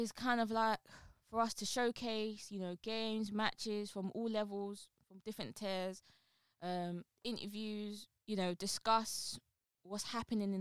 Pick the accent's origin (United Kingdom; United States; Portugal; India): United Kingdom; London; I'm from Newham, right? I'm really from ends, like the street.